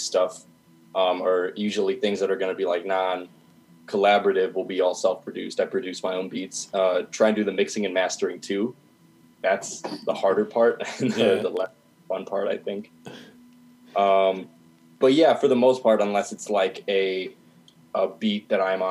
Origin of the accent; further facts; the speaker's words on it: Dubuque, Iowa, United States; now in Iowa City, United States; I'm from Dubuque, Iowa, and as far as local music scene there's not really anything